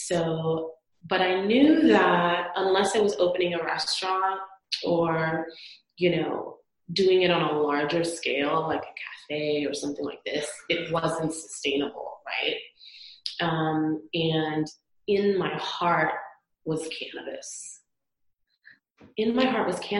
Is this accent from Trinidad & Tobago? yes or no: yes; Trinidad & Tobago; moved away as an adult; now in Las Vegas, United States; I'm originally from the Caribbean, born and raised in Trinidad and Tobago on the island